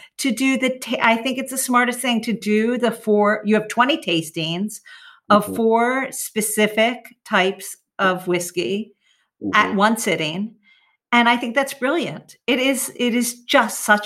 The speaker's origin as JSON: {"language": "English", "country": "United States", "said": "I'm an American"}